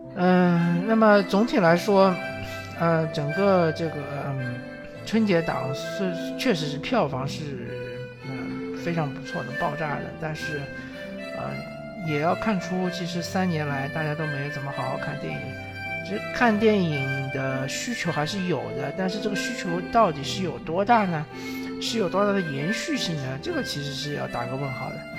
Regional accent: southern China, China; 我作为一个南方人

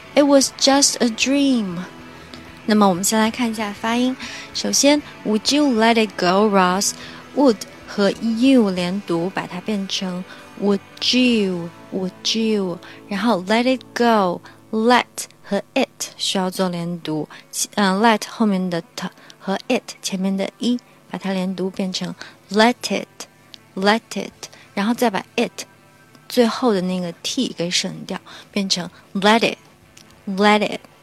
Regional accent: China; 按照我们中国人的语言习惯呢

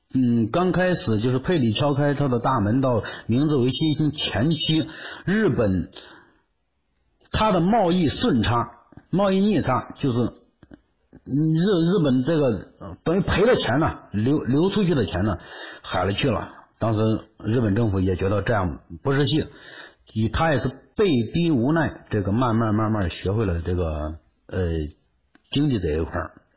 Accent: Henan, China; 我是河南的

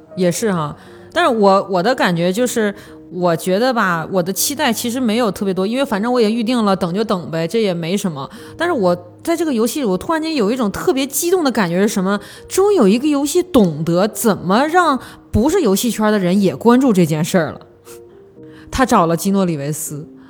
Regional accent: Northeast China, China; 我是一个东北人

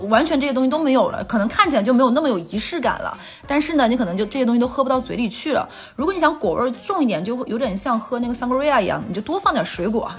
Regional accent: northern China, China; moved away; 对我一个北方人来说

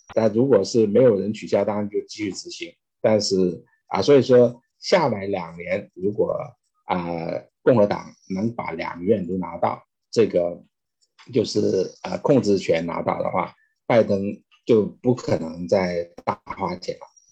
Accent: China; moved away as an adult; now in United States; 我是中国出生长大啊

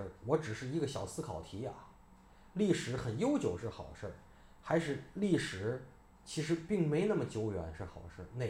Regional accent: Tianjin, China; 我你别看我天津，我在那儿长大，我记不住，我也懒得背。

